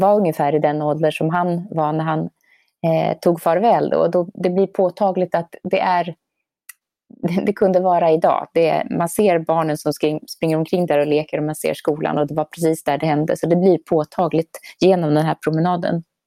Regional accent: Sweden; now in Norway; boende som svensk i Norge

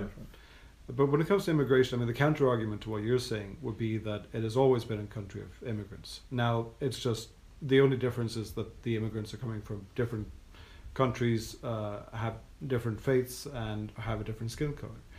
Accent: Norway; I'm from Norway

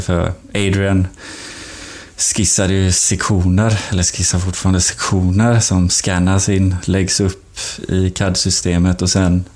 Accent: Sweden; moved away; som svensk

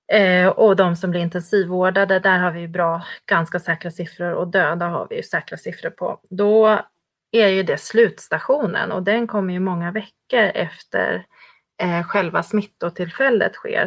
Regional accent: Sweden; som svensk

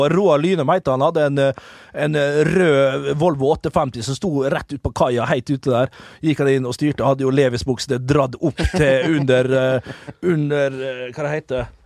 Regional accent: Vestnes, Møre og Romsdal, Norway; moved away; jeg er hjemme på Vestnes

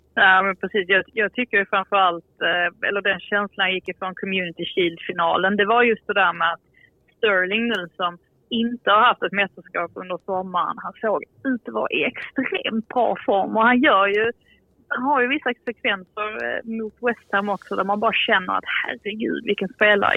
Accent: Sweden; som svensk

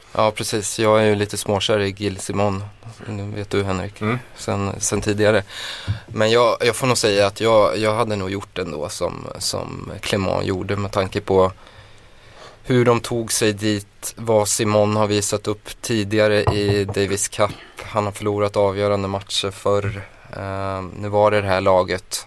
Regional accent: Skaraborg, Västra Götaland, Sweden; Jag är från Skaraborg

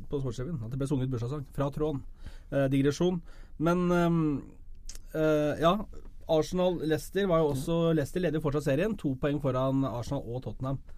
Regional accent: Hamar, Innlandet, Norway; Jeg er fra Hamar

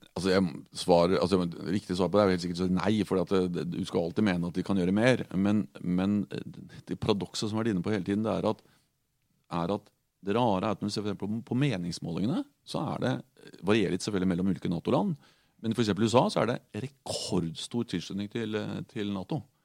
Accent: Norway; Jeg er en norsk sosialdemokrat

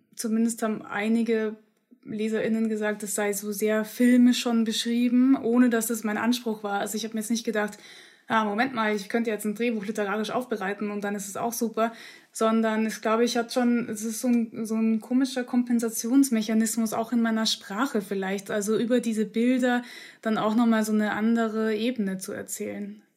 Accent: Upper Austria, Austria; also born or lived in Munich, Germany; ich bin ja wirklich am Landland in Oberösterreich aufgewachsen. Also ich bin erst in München geboren worden und als ich aber eingeschult wurde, kurz zuvor sind wir nach Österreich gezogen

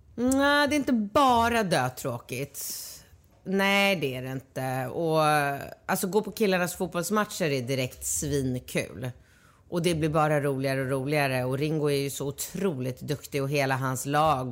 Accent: Sweden; Jag är född i Sverige

